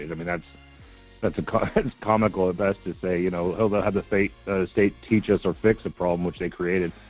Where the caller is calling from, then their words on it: Palmer, United States; Hey, Michael. It's … from Palmer.